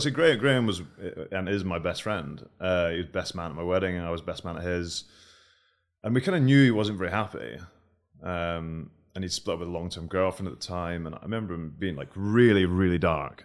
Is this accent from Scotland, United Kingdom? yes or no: yes; Scotland, United Kingdom; we're from Scotland